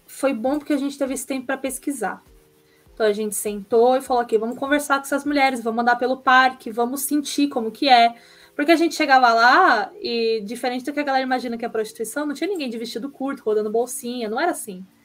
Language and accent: Portuguese; São Caetano do Sul, São Paulo, Brazil; eu sou de São Caetano do Sul, é colado com São Paulo.